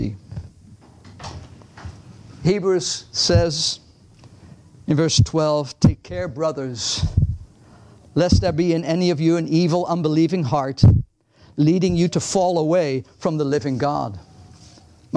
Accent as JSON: {"language": "English", "country": "Netherlands", "second_language": "English", "moved": "yes", "lives_now": "United States", "said": "I'm Dutch."}